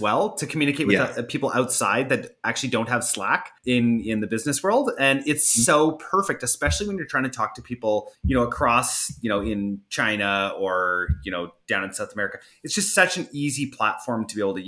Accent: Canada; fellow Canadian

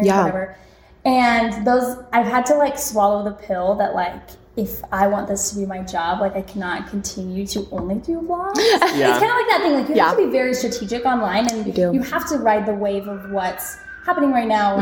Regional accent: United States; I'm American

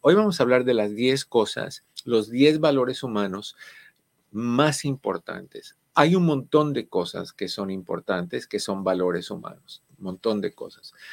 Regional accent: Cuba; en el caso de nosotros, cubano

